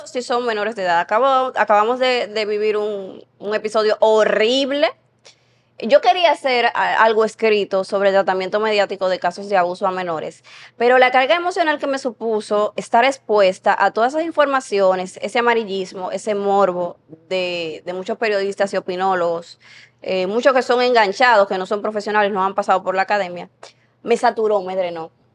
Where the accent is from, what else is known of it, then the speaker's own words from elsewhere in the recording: San Pedro de Macorís, Dominican Republic; moved away as an adult; now in Santo Domingo, Dominican Republic; Yo estaba recién llegada a la capital, yo soy de San Pedro de Macorís, vine aquí a estudiar